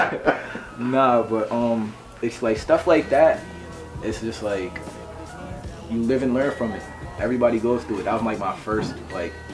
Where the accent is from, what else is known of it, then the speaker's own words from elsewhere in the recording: New York, United States; We're both from New York